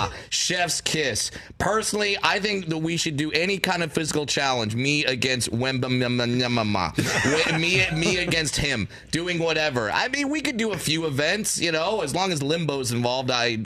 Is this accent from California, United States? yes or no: yes; Orange County, California, United States; I grew up in Orange County, California